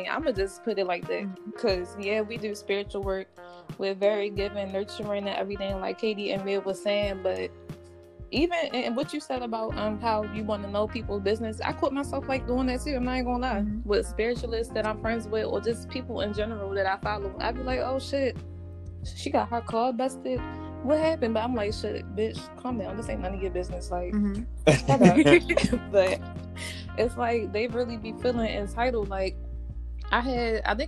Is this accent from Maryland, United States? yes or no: yes; Baltimore, Maryland, United States; I'm from Baltimore